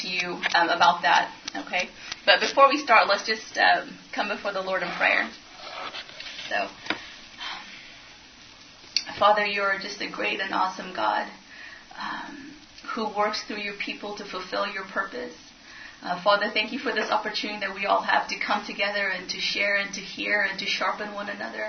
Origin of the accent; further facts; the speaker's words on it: Ethiopia; also born or lived in Europe; now in Louisville, United States; I'm actually from Ethiopia and have lived all around Europe.